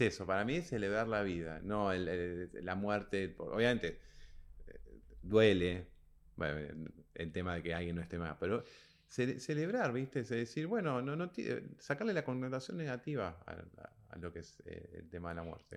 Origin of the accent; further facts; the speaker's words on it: Argentina; nosotros somos argentinos